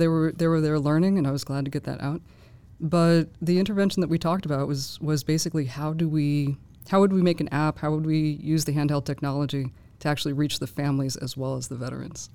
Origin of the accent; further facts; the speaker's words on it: Boston, Massachusetts, United States; moved away; also born or lived in Fort Bragg; I'm from Boston